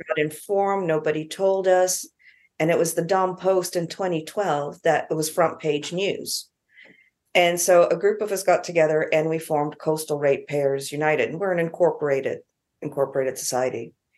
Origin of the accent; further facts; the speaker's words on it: Canada; now in New Zealand; I'm Canadian, a few years ago, I was back in Canada